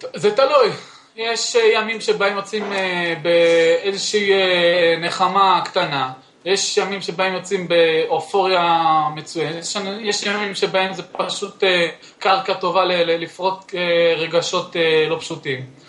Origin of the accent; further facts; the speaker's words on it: Northern District, Israel; moved away as an adult; now in Jerusalem, Israel; אני אה, במקור מהצפון, אבל אני בשנה, במשהו האחרונות גר בירושלים